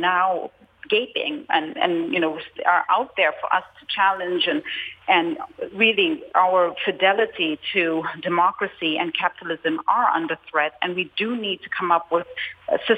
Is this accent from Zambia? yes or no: yes; Zambia; moved away; I grew up in Africa at a time where my early formative years were really at a time when the government was at the center.